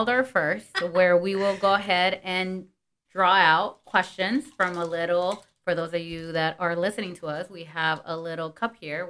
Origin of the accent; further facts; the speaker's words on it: Los Angeles, California, United States; porque nosotros, pues siendo Latinas, you know, we grew up. For example, me, born and raised in LA, like, I mean, mm-hmm. todo mundo habla Spanglish. Like, yo no estoy acostumbrada a hablar solo inglés, you know?